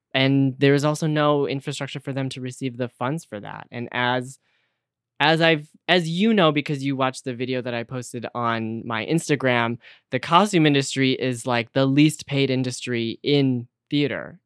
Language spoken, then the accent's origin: English; Detroit, Michigan, United States; now in New York City, United States; I am from the Detroit area, and I live in New York City now